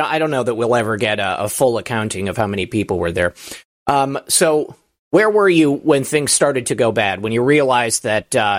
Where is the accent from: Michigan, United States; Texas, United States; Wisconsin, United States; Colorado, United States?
Michigan, United States; moved away; obviously I'm from Michigan, but we're from 2 different parts of Michigan. So never got to meet when I was still living there.